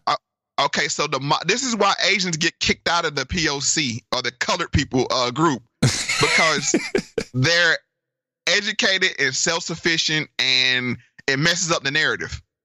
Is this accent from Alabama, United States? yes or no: no; Virginia, United States; my home state of Virginia